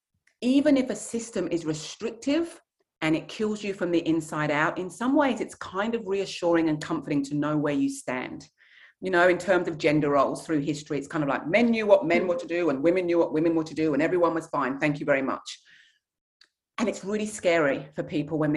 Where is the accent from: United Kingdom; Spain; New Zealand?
United Kingdom; England; my heritage is Nigerian, where women are not quiet and they are not meek. But I was raised in England